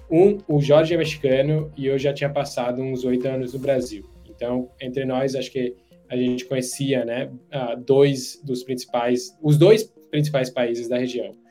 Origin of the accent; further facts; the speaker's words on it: India; Portuguese is a second language; moved away as an adult; also born or lived in United States; eu sou indiano, nascido criado na Índia. É, por sorte, ah, acabei indo para os Estados Unidos para fazer faculdade